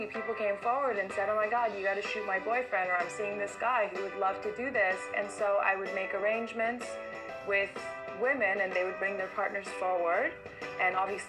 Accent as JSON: {"language": "English", "country": "Iran", "tie": "born or raised there", "moved": "yes", "lives_now": "New York, United States", "said": "I was born in Iran, and now I live in New York"}